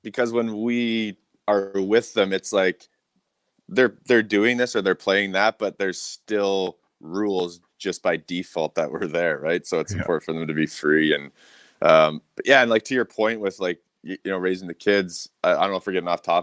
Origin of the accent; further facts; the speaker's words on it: Revelstoke, British Columbia, Canada; growing up in Revelstoke, my parents were like a huge part of it, you know, that was the beauty of growing up in a small town.